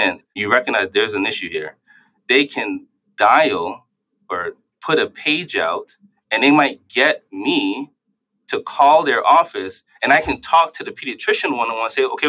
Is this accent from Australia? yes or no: no; New York City, New York, United States; At least when I grew up in New York City, you could see it everywhere.